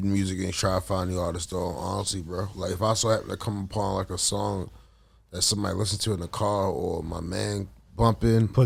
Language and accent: English; Baltimore, Maryland, United States; born and raised in Baltimore.